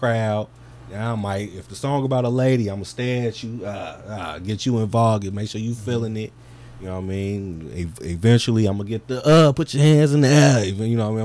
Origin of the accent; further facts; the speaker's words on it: Calumet City, Illinois, United States; I'm from Cal City